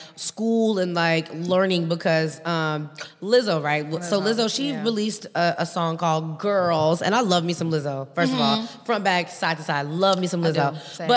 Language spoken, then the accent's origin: English; Chicago, Illinois, United States; now in Los Angeles, United States; we're from Chicago, so like we're from the South Side.